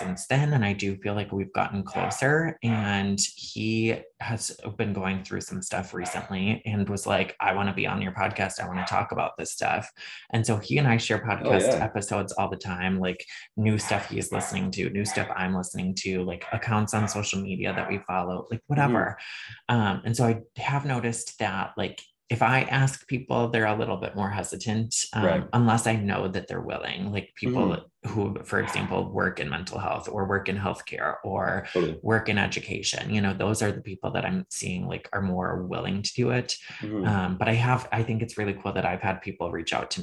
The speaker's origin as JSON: {"language": "English", "region": "Northern Michigan", "country": "United States", "tie": "born or raised there", "moved": "yes", "said": "Rural, small town, Northern Michigan, like up by the Great Lakes."}